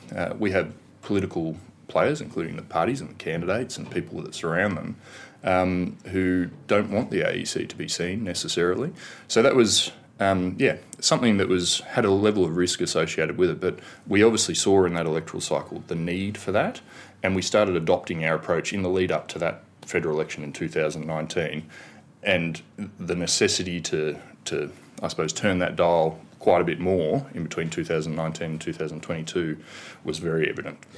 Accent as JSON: {"language": "English", "town": "Canberra", "region": "Australian Capital Territory", "country": "Australia", "tie": "born or raised there", "said": "from Canberra."}